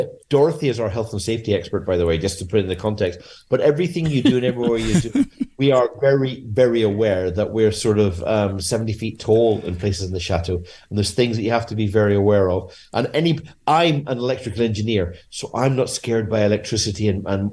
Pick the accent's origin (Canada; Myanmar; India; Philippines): Myanmar; now in France; I was born in Burma in the 50s.